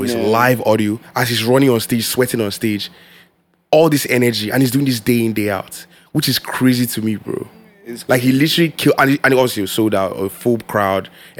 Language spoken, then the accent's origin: English; Lagos, Nigeria; I'm from Lagos.